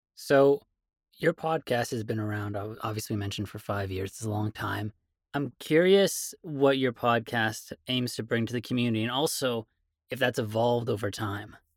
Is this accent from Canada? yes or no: yes; Canada; I'm a Canadian